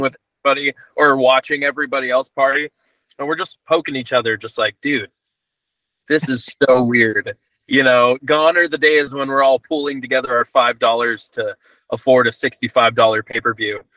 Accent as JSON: {"language": "English", "town": "Santa Cruz", "region": "California", "country": "United States", "tie": "born or raised there", "said": "in my hometown, Santa Cruz, California"}